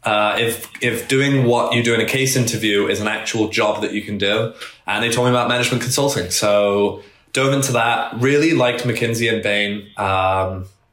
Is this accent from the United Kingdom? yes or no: yes; England, United Kingdom; now in United States; I grew up in England, so we didn't have GPA there